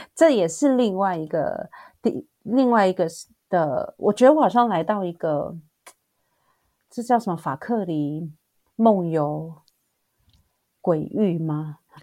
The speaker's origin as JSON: {"language": "Chinese", "country": "Taiwan", "tie": "born or raised there", "moved": "as an adult", "lives_now": "South Korea", "said": "因为我毕竟是台湾长大的"}